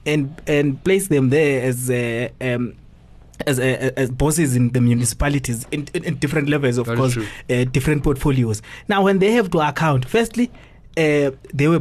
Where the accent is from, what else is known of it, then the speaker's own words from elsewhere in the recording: Mthatha, Eastern Cape, South Africa; moved away; I was in my hometown this past week in Mtat